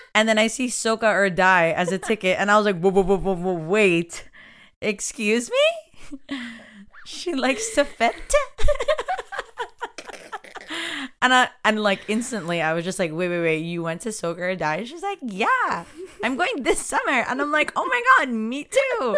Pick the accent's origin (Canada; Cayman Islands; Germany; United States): Canada; Toronto, Ontario; I'm also from Rexdale